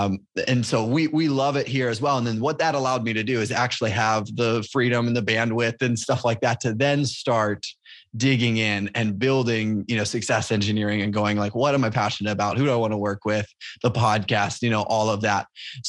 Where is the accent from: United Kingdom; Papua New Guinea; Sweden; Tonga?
Papua New Guinea; moved away as an adult; also born or lived in Indiana, United States; now in United States; So I grew up in Papua New Guinea, born there my whole life, grew up until I came back to university and went to college in Indiana.